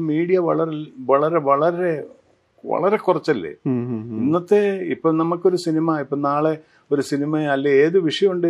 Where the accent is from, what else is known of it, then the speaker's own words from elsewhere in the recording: Piravom, Kerala, India; എന്റെ നാട് പിറവം